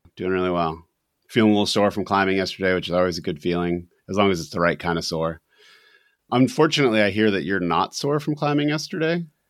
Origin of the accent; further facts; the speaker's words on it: New Hampshire, United States; we are from New Hampshire